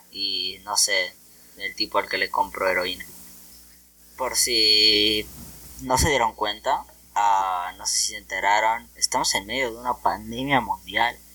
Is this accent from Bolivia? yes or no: yes; Bolivia; Somos de Bolivia.